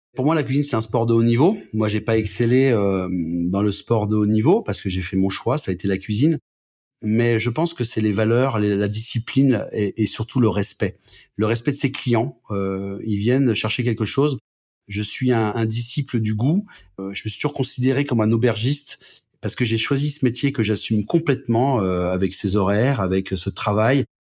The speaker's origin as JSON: {"language": "French", "town": "Brest", "region": "Brittany", "country": "France", "tie": "born or raised there", "also_born_or_lived": "Lorraine", "moved": "yes", "lives_now": "Annecy, France", "said": "je suis né à Brest"}